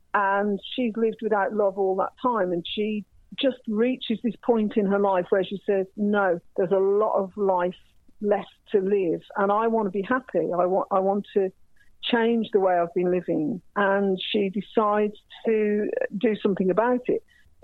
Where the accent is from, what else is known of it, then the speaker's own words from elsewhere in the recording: Ireland; I do remember being Irish, what it was like to have people talk in front of me. And obviously, I'm mixed race, so, you know, I'm a brown-skinned woman. People never think I'm going to be Irish.